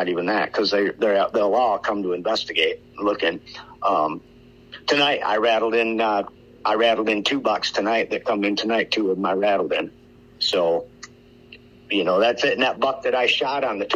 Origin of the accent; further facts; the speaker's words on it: Iowa, United States; I am from Iowa